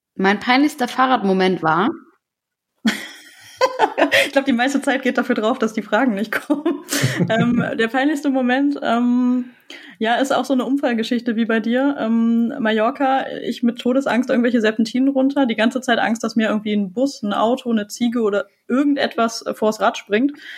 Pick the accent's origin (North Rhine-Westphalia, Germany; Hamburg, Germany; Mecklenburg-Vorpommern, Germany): North Rhine-Westphalia, Germany; Düsseldorf; Also ich komme zwar aus Düsseldorf